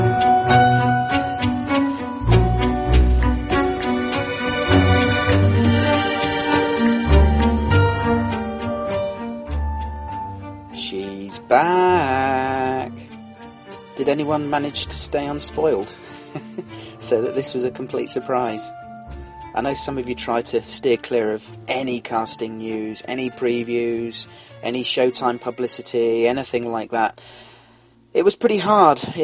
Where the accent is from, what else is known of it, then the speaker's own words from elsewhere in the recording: London, United Kingdom; now in North Yorkshire, United Kingdom; Where do I hail from originally? I was born in London